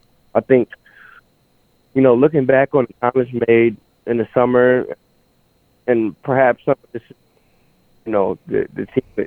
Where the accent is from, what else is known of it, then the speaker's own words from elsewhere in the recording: Chicago, Illinois, United States; I'm from Chicago